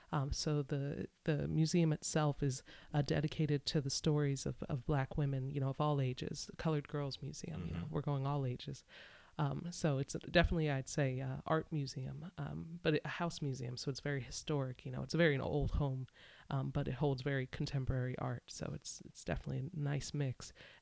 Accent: Easton, Pennsylvania, United States; moved away as an adult; also born or lived in Lewisville, Texas; now in Philadelphia, United States; I was born in Lewisville, Texas, but I didn't grow up there. I grew up in a smaller town called Easton in Pennsylvania, not too far from Philly. And it's definitely a city. Easton's a city, but there's a township, Palmer, where I grew up. Right next door.

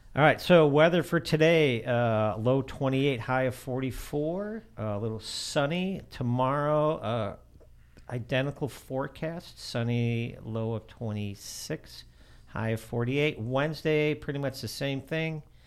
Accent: outside of Chicago, Illinois, United States; moved away; I grew up outside of Chicago

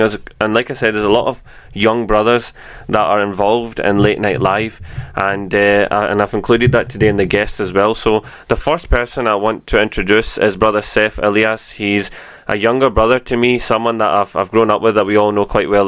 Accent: Glasgow, Scotland, United Kingdom; us as young boys growing up in Glasgow

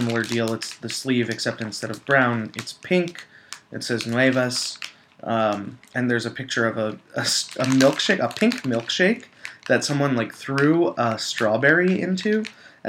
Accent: United States

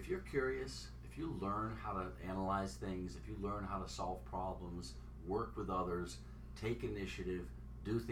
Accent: Oakland, California, United States; I come from Oakland, California

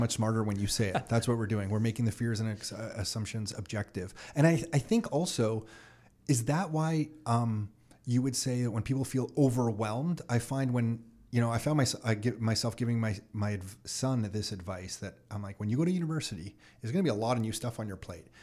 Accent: Mississauga, Ontario, Canada; also born or lived in Toronto; grew up Burnhamthorpe and Dixie

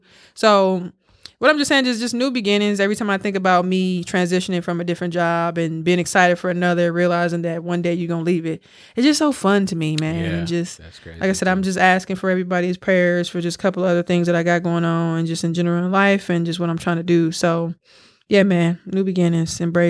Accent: Milwaukee, Wisconsin, United States; Like I said, I just be looking back on like where I came from Milwaukee.

